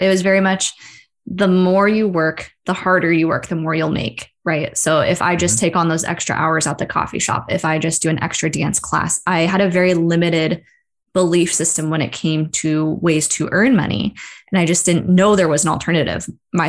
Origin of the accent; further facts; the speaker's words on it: Seattle, Washington, United States; I'm from Seattle. I work for the Seattle office of the university.